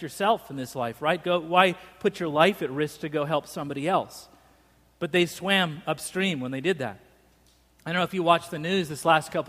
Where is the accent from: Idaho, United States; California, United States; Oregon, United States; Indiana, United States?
Idaho, United States; Boise; moved away; I grew up in Boise